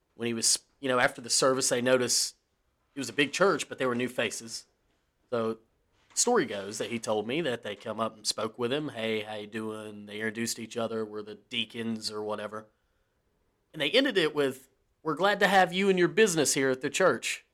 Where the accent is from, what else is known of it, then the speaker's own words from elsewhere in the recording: the South, United States; we're from the South